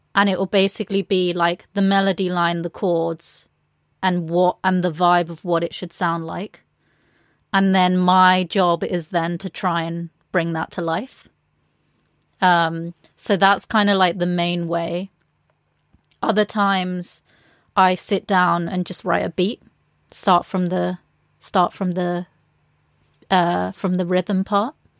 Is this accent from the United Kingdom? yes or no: yes; England, United Kingdom; being a Latina growing up in England